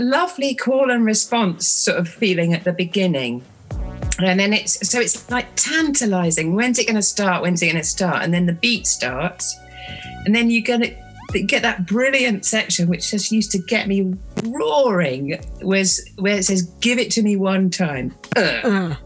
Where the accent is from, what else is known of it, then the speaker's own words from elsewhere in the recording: Bristol, South West England, United Kingdom; I grew up in Bristol, which in the sort of late 70s was really a reggae city.